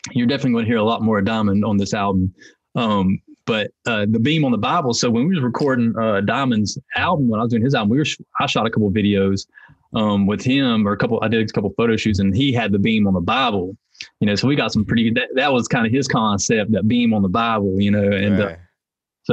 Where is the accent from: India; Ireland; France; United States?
United States; Hickory, North Carolina; I'm from Hickory, North Carolina, which is it's kind of sectioned off. And one of the sections is called Longview. So I'm from Longview